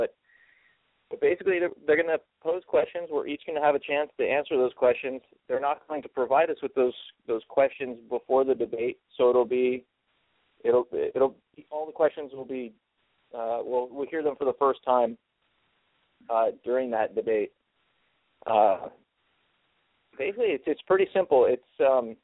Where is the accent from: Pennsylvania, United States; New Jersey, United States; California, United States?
California, United States; I was raised in California